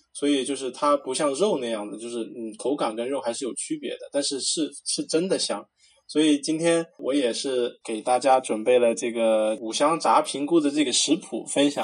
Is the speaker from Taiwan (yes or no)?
no; Sichuan-Chongqing, China; 咱们川渝这边儿